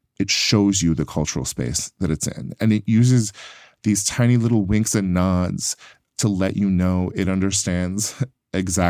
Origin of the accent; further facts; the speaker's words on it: Yuba City, California, United States; moved away; I'm from a little farm town called Yuba City that is the prune capital of the world.